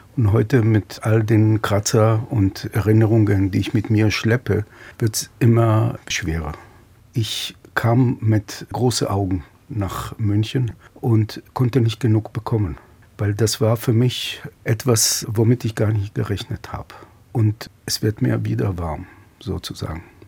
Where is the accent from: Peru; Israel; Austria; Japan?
Israel; Petah Tikva, Central District; bin 1956 in Petah Tikva in Israel geboren